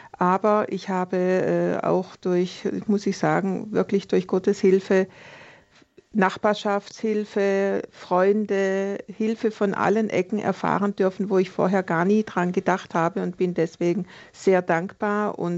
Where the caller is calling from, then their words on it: Konstanz, Baden-Württemberg, Germany; Guten Tag, hier ist … aus Konstanz.